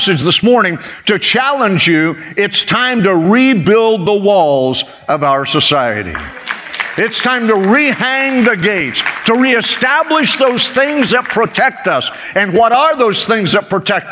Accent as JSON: {"language": "English", "country": "United States", "tie": "born or raised there", "said": "I was born here"}